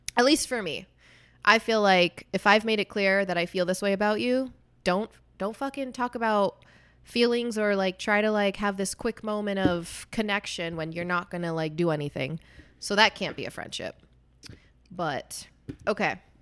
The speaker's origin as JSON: {"language": "English", "country": "United States", "tie": "born or raised there", "said": "I'm not white. I'm Puerto Rican. I was born in America"}